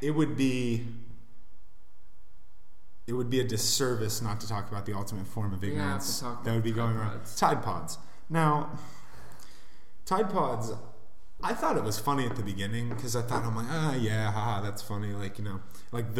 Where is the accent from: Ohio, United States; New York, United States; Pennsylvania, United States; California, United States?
Ohio, United States; Columbus; I'm from Columbus, Ohio